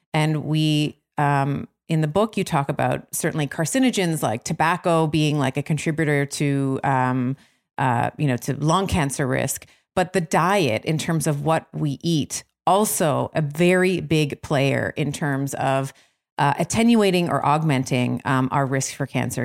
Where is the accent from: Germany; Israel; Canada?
Canada; Toronto, Ontario; Toronto, which is my hometown